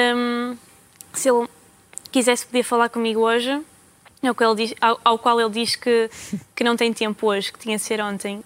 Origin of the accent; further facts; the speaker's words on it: the North, Northern Portugal, Portugal; eu sou do Norte